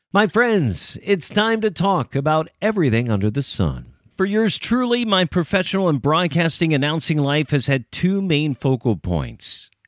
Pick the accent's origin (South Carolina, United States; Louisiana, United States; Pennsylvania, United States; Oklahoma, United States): Pennsylvania, United States; Millersville; I grew up in Millersville, Pennsylvania